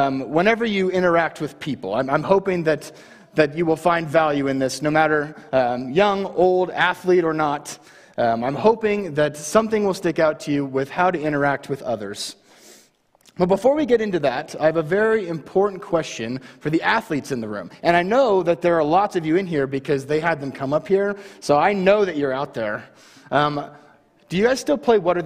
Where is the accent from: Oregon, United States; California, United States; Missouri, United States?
Oregon, United States; Baker City; moved away as an adult; now in Homedale, Idaho, United States; I moved to Baker when I was in middle school, and I graduated from Baker High in 2017